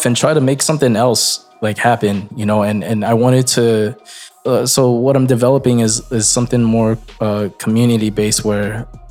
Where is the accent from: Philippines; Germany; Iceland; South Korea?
Philippines; Ilocos Region; I'm an Ilocano first before I'm Filipino.